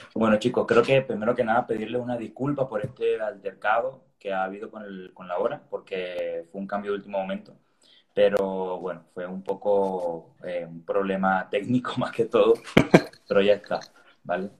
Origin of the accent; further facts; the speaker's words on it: Venezuela; moved away as an adult; now in Seville, Spain; soy venezolano